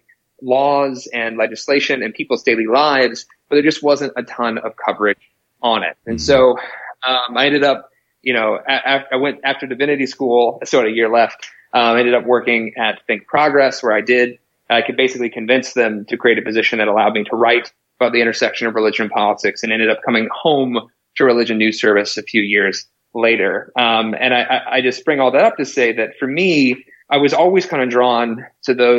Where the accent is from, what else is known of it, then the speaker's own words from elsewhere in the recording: South Carolina, United States; also born or lived in Washington, D.C.; I grew up in South Carolina